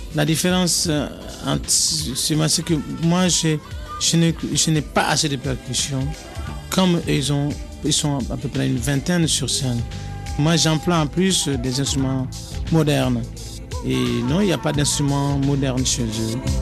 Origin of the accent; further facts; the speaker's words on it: Mali; moved away as an adult; also born or lived in Paris / Montreuil; je viens du Mali.